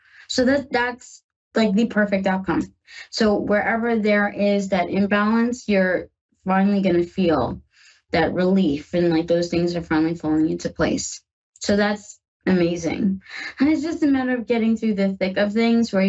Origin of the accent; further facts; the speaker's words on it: New York, United States; now in Ohio, United States; I'm from New York. Yes, I live in Ohio now with my wife, but I'm from New York.